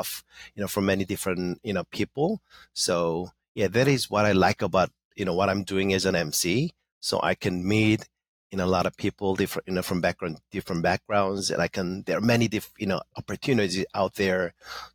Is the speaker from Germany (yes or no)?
no; South Korea; first language Korean; English is a second language; moved away as an adult; also born or lived in United States; now in Los Angeles, United States; I was born in Korea. I was born and grew up there, you know, for 20 years. So I came to the U.S. for the first time at the age of 20